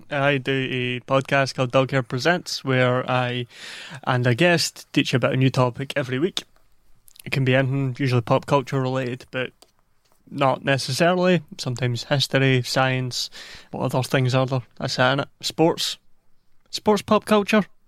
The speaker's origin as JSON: {"language": "English", "country": "United Kingdom", "said": "we're British"}